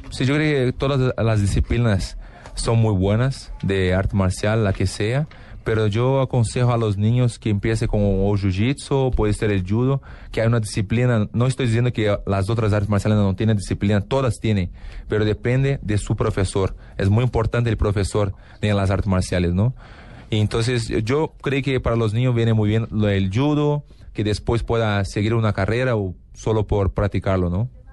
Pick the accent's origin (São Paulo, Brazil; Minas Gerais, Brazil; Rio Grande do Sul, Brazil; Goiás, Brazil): Rio Grande do Sul, Brazil; Porto Alegre; Spanish is a second language; now in Los Angeles, United States; yo soy de Porto Alegre